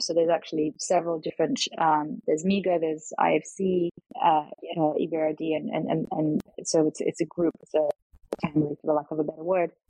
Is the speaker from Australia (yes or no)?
yes; Australia; moved away as an adult; also born or lived in Latvia / Melbourne, Australia; now in Thailand; raised uh, kind of ethnically sort of Eastern European uh, Russian, um, which I still speak uh, today, uh, but moved to Australia. So I grew up in Australia